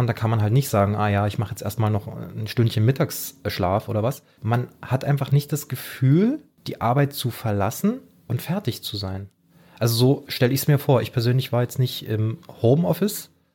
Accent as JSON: {"language": "German", "country": "Germany", "said": "bei uns in Deutschland"}